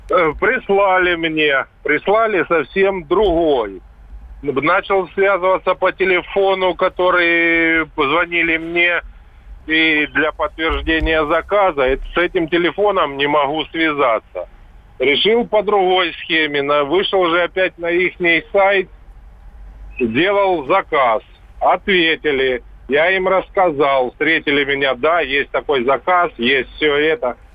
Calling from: Stavropol Krai, Russia; Я звоню со Ставрополья, а это ж Москва.

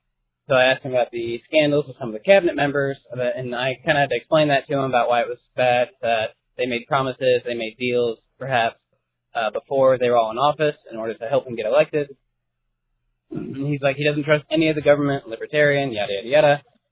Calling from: Indiana, United States; from Indiana.

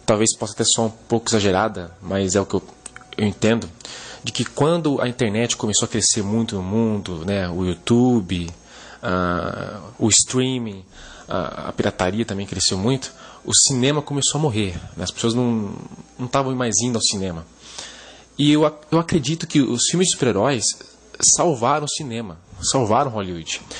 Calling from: São Paulo, Brazil; sou de São Paulo, capital.

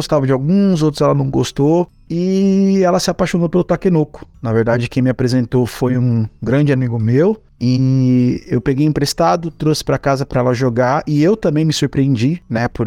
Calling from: Santo André, São Paulo, Brazil; sou aqui de Santo André

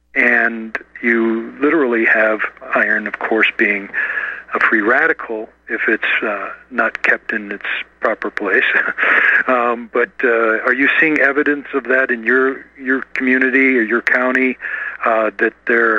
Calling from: Colorado, United States; Hi, I'm in Colorado.

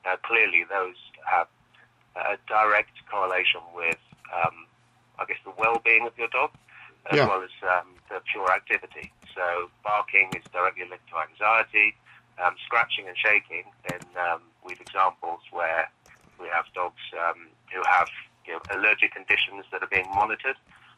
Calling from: Cambridge, East of England, United Kingdom; also born or lived in Oxford; I'm calling you from Cambridge in the UK.

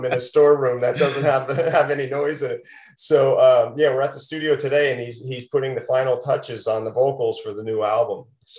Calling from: Las Vegas, Nevada, United States; yeah, I'm calling from Las Vegas. It is not cold here.

